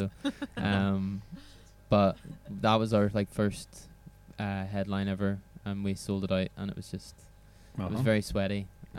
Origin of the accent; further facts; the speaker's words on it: Belfast, Northern Ireland, United Kingdom; moved away as an adult; now in Scotland, United Kingdom; I'm from Belfast.